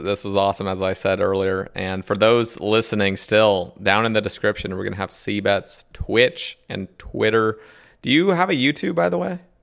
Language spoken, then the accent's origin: English; United States; as an American